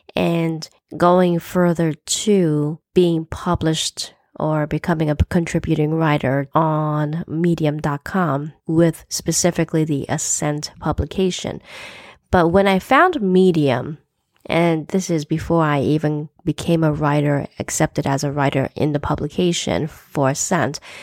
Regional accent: United States; I'm an American born Chinese to parents who immigrated to, to the U S in the sixties

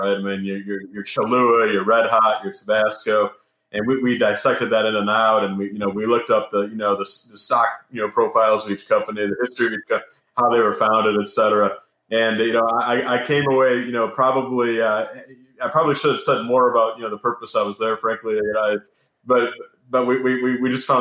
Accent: Detroit, Michigan, United States; moved away; I'm from Detroit originally, and every Catholic kid in Detroit knows Tom Monahan's name.

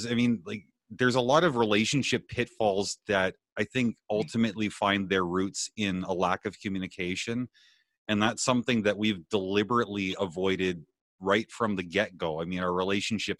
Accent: Canada; also born or lived in Bellingham; I'm Canadian by birth

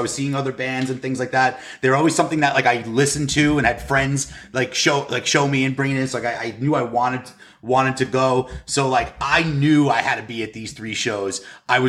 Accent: Long Island, South Shore, New York, United States; also born or lived in Wantagh, New York; I'm from Long Island and South Shore

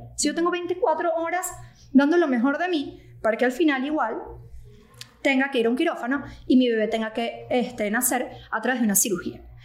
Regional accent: Venezuela; moved away as an adult; also born or lived in Caracas; now in United States; soy venezolana. Este, yo llegué a Estados Unidos más o menos en el 2018

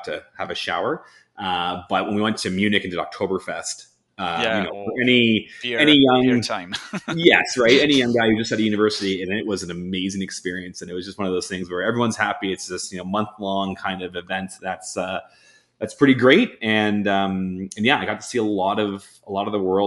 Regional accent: Toronto, Ontario, Canada; I'm born and raised in Toronto, big city kids.

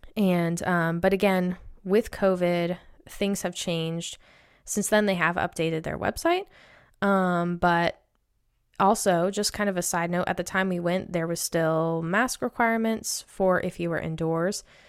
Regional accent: Maine, United States; I'm from Maine

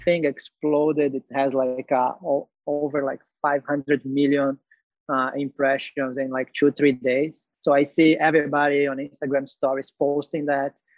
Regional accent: Brazil; moved away as an adult; also born or lived in Dubai / Malaysia / Hong Kong / Singapore; I'm originally from Brazil.

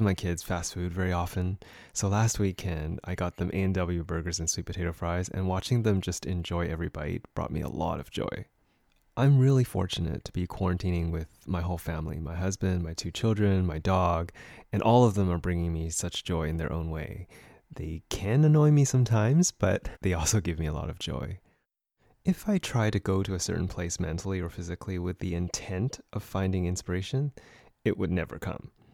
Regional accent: Vancouver, British Columbia, Canada; born and raised here in Vancouver, BC.

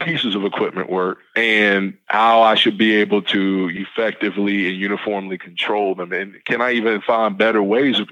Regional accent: the South, United States; I'm born and raised in the South

